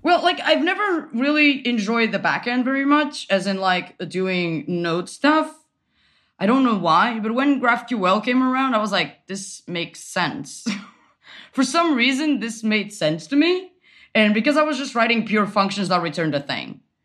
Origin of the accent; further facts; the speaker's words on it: Portugal; moved away as an adult; now in Berlin, Germany; I am from Portugal. I moved to Berlin last year.